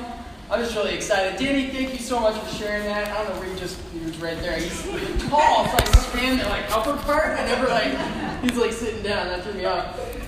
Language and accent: English; Midwest, United States; I used to have a tan, and then I moved up north. It's gone. I was from the Midwest.